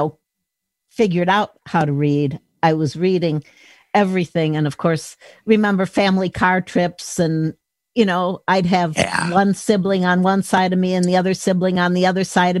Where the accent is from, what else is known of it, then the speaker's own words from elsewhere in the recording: Lake Forest, Illinois, United States; now in Minnesota, United States; I grew up outside of Chicago